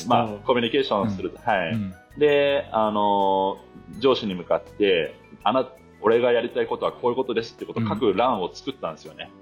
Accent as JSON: {"language": "Japanese", "region": "rural Hokkaido", "country": "Japan", "tie": "born or raised there", "said": "僕、その北海道の片田舎出身なんですよね。"}